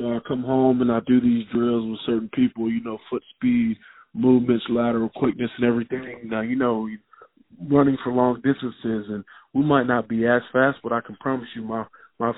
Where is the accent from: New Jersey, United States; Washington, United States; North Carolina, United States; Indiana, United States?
North Carolina, United States; Charlotte; I grew up in Charlotte, North Carolina